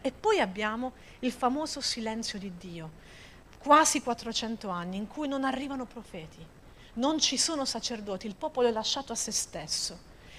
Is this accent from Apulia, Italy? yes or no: yes; Apulia, Italy; io da buona pugliese